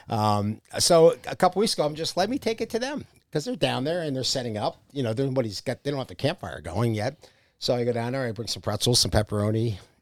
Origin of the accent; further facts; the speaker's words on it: Philadelphia, Pennsylvania, United States; also born or lived in New Jersey; now in West Virginia, United States; I'm from Philly